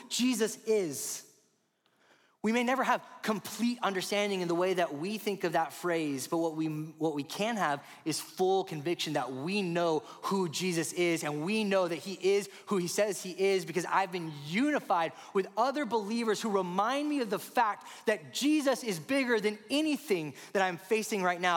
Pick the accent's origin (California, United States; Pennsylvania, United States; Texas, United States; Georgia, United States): Texas, United States; Rio Grande Valley; I grew up in the Rio Grande Valley, the southernmost part of the state.